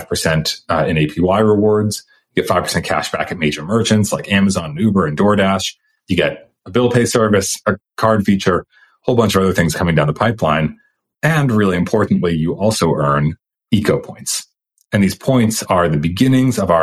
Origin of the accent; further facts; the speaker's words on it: outside of Boston, Massachusetts, United States; also born or lived in Stanford, California; now in Austin, United States; I was born outside of Boston, Massachusetts, but went to Stanford